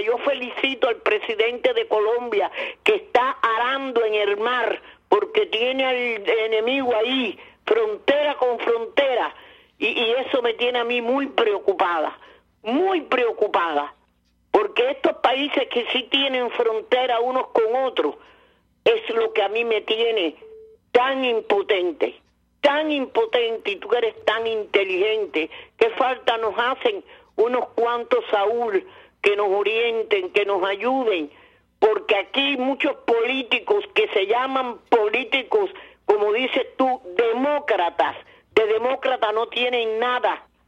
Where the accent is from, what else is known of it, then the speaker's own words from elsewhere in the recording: Cuba; also born or lived in Venezuela; now in United States; como cubana, como ciudadana de este país, como haber vivido en Venezuela